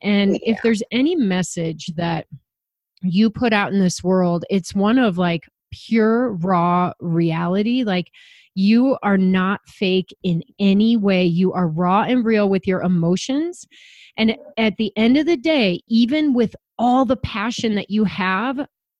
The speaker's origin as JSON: {"language": "English", "region": "Illinois", "country": "United States", "tie": "born or raised there", "said": "I grew up in the Chicago suburbs with all the privileges and luxuries I needed to do the things I wanted to do to have the success that I've been able to have."}